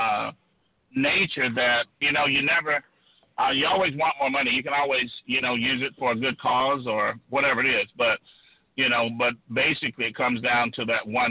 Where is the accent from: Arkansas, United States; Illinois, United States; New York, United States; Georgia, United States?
Georgia, United States; South; I grew up poor in South Georgia, a rural agricultural community in South Georgia